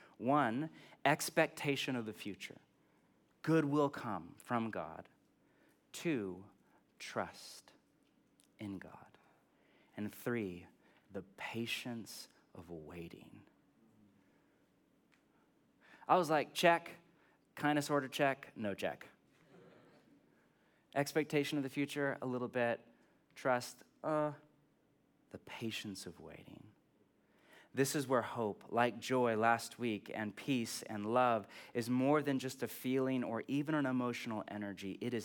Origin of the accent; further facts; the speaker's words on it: California, United States; I'm from California. Nothing to hope for because everything is great.